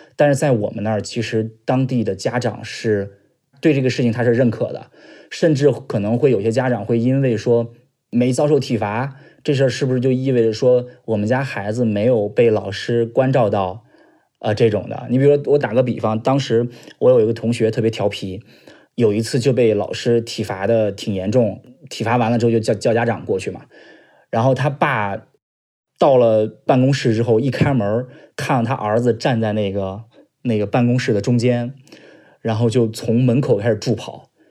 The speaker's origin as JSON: {"language": "Chinese", "region": "a county town in central Shandong", "country": "China", "said": "今年二十七岁，来自山东鲁中地区的一个县城。我是出生在九三年"}